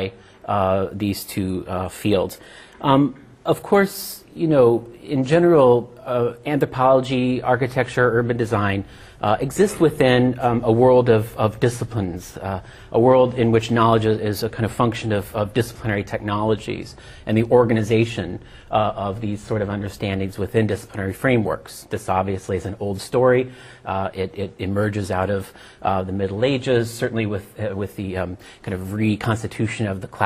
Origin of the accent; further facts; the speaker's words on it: New York City, New York, United States; also born or lived in London; I'm from the United States, from New York City